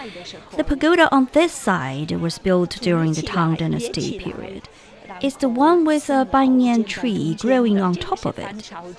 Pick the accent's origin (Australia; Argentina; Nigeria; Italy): Italy; moved away as an adult; also born or lived in Beijing, China; now in Wenzhou, China; After I've moved to Wenzhou, people often ask me, "Where are you from?" And I answer, "Italy."